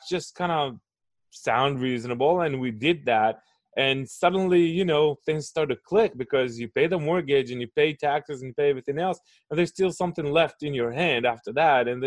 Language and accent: English; Israel; And so I was born and raised in Israel